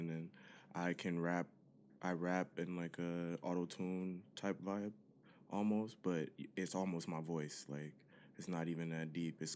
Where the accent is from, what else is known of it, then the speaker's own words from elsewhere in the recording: Detroit, Michigan, United States; Well, I'm originally um from Detroit, you know what I'm saying? D Town